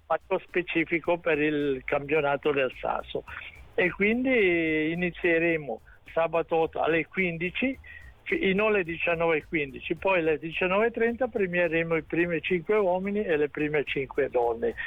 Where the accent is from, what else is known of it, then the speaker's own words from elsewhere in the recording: Ascona, Ticino, Switzerland; sono di Ascona